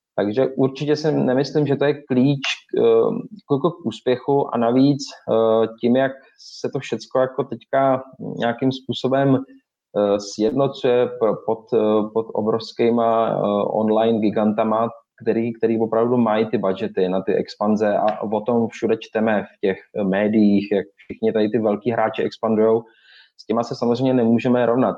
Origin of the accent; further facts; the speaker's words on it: Czechia; samozřejmě jsme Češi